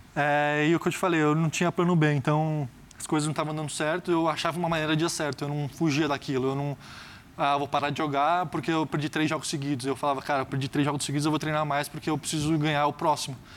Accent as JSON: {"language": "Portuguese", "country": "Brazil", "said": "sendo brasileiro"}